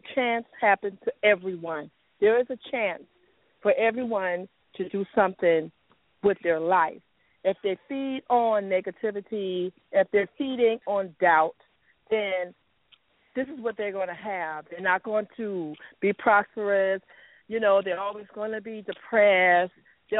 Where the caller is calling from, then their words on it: Jacksonville, Florida, United States; I'm calling from Jacksonville.